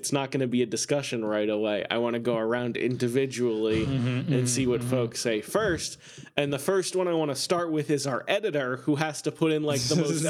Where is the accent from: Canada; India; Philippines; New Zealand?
Canada; I'm Canadian, but I'm very interested in America.